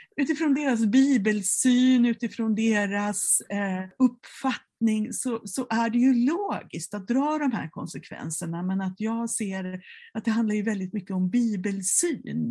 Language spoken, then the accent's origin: Swedish; Mora, Dalarna County, Sweden; i Mora, där jag växte upp